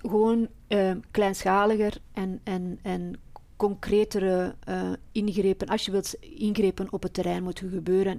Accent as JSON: {"language": "Dutch", "area": "Flemish periphery of Brussels", "region": "Flanders", "country": "Belgium", "moved": "yes", "lives_now": "Brussels, Belgium", "said": "ik kom uit de Vlaamse rand. Maar ik ben wel opgegroeid met eh, Brussel"}